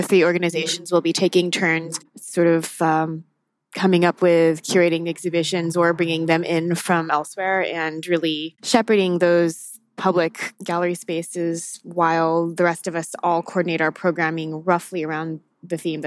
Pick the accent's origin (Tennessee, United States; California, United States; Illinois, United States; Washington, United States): Washington, United States; Tacoma; also born or lived in New York / New Haven, Connecticut; now in Seattle, United States; I'm actually not from Seattle properly. I'm from Tacoma, Washington